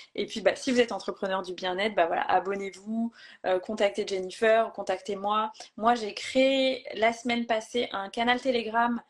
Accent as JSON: {"language": "French", "region": "Brittany", "country": "France", "tie": "born or raised there", "moved": "as an adult", "lives_now": "Vannes, France", "said": "Je vis à Vannes, en Bretagne, près de là où j'ai grandi"}